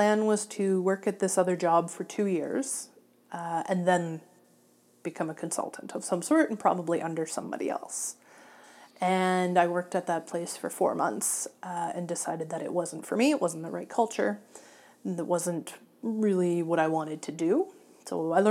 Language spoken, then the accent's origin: English; Ontario, Canada; also born or lived in Goderich, Ontario / Orillia, Ontario / Clinton, Ontario / Ottawa, Ontario; now in Sarnia, Canada; being from Ontario, I grew and growing up on Lake Huron